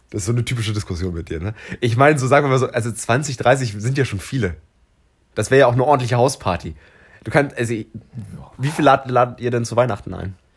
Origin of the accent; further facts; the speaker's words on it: Hanover, Lower Saxony, Germany; wir kommen ja beide aus Hannover